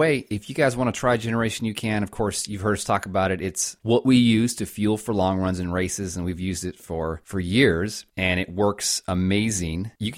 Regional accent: the West, United States; And we are from the West and still have a lot to learn about New York City

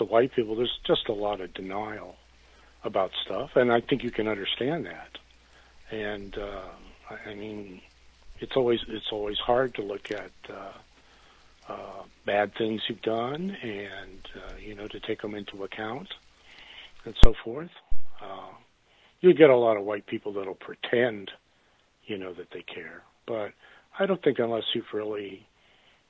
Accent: El Paso, Texas, United States; moved away; also born or lived in Raceland, Louisiana / South Carolina; I grew up in El Paso

